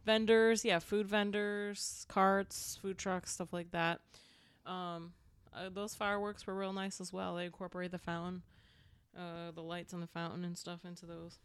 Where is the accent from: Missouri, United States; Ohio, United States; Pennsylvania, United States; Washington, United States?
Pennsylvania, United States; moved away; I grew up in Pennsylvania